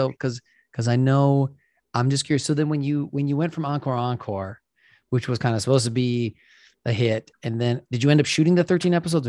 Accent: Wisconsin, United States; I'm from Wisconsin.

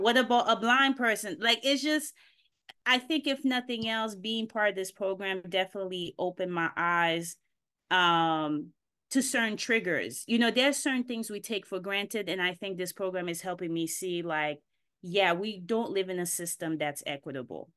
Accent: Haiti; moved away; I was born here, but I grew up in Haiti

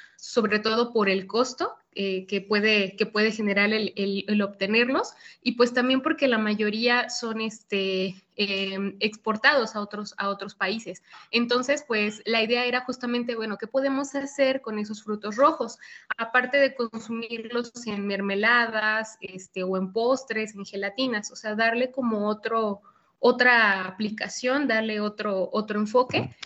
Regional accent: State of Mexico, Mexico; en el Estado de México, de donde soy originaria

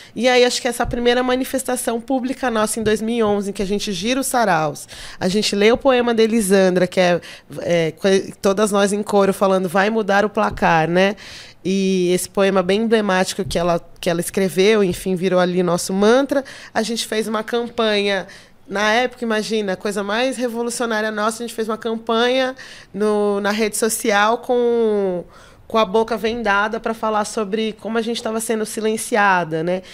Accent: São Paulo, Brazil; also born or lived in Pernambuco; eu praticamente fui criada no Jardim Birapuera, assim, e eu gosto de ser cria do Jardim Birapuera, da Zona Sul.

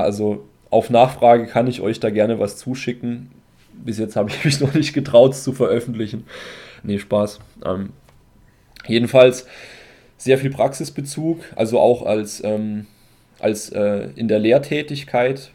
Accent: Germany; bei uns in Deutschland

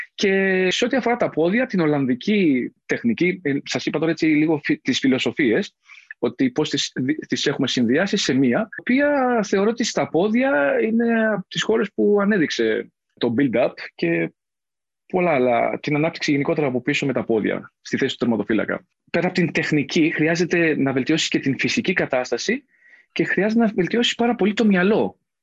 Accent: Mani, Laconia, Peloponnese, Greece; moved away; also born or lived in Athens; κατάγομαι από τη Λακωνία, από τη Μάνη συγκεκριμένα

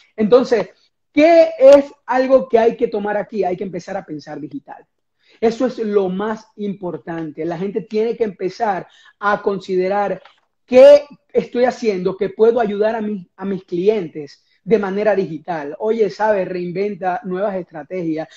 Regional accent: Venezuela; moved away as an adult; now in United States; cuando estaba en mi país de origen, que es Venezuela

